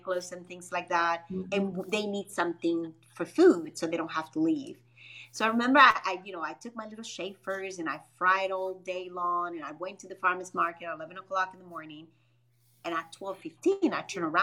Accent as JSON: {"language": "English", "country": "Dominican Republic", "tie": "born or raised there", "also_born_or_lived": "Grand Rapids, Michigan / Chicago", "moved": "as an adult", "said": "Born and raised in Dominican Republic, moved out here about when I was 24 years old in a way straight into Michigan."}